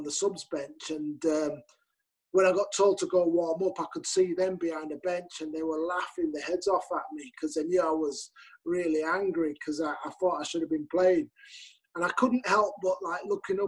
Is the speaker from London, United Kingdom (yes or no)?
no; Leeds, Yorkshire and the Humber, United Kingdom; it's my hometown. I love playing for Leeds.